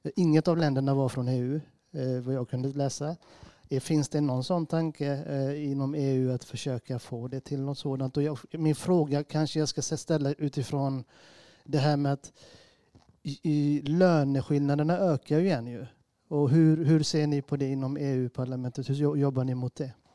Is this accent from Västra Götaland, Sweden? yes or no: yes; Gothenburg, Västra Götaland, Sweden; jag är från Gårdsten